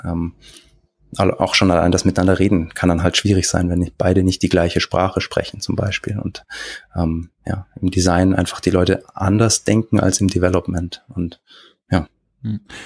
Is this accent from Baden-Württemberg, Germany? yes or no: yes; Stuttgart, Baden-Württemberg, Germany; also born or lived in Kiel / Gerlingen; bin ursprünglich aus Stuttgart zum Studieren nach Kiel, dann wieder zurück und bin jetzt ähm, mit meiner Familie hier in der Nähe von Stuttgart in Gerlingen